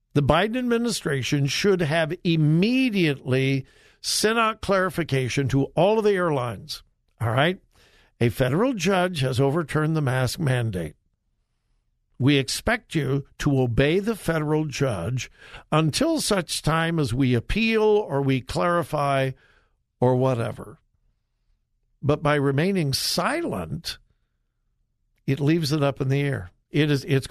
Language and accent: English; California, United States; now in Ohio, United States; It's California. Yepers, that's my home state